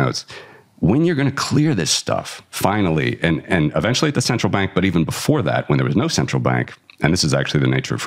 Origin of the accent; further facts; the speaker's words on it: Cincinnati, Ohio, United States; my hometown, Cincinnati